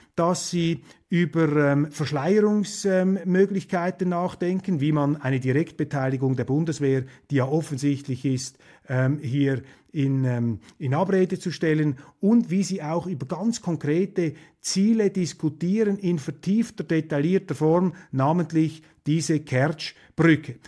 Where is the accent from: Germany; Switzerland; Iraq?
Switzerland; als Vierteldeutscher und als Schweizer